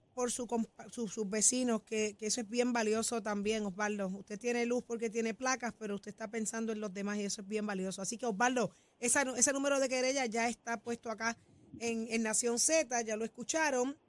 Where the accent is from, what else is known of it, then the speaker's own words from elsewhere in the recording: Puerto Rico; somos buenos puertorriqueños